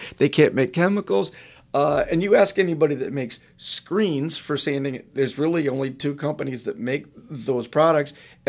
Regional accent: New England, United States; I'm from New England.

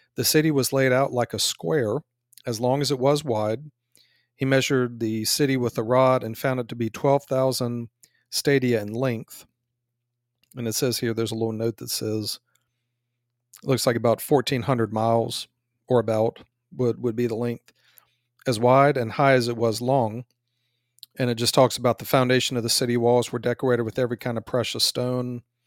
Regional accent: United States; we're from America

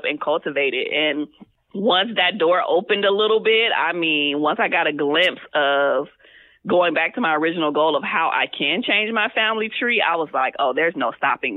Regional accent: Compton, California, United States; I'm actually from Compton, CPT all the way

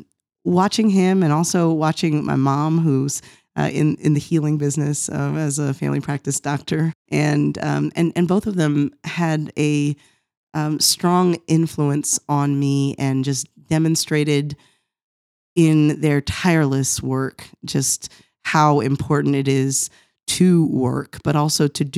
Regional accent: Norristown, Pennsylvania, United States; also born or lived in Cincinnati; so I was born in Cincinnati, where my mom was taking classes at the time. My father was serving in Providence, Rhode Island church there, but soon after my birth moved to Norristown, Pennsylvania, which is where I spent the first 9 years of life.

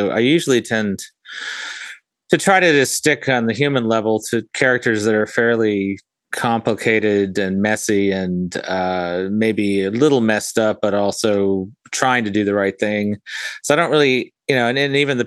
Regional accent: Fiji; now in North Florida, United States; I grew up in Fiji, which was definitely a tropical paradise.

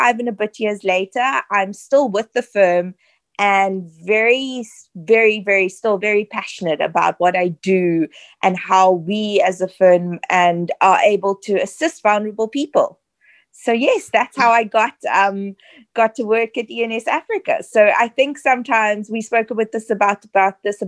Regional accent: Cape Town, Western Cape, South Africa; also born or lived in Southern Suburbs, Cape Town; I grew up in the Western Cape in Mitchell's Plain. We then moved to the southern suburbs a bit later on in life.

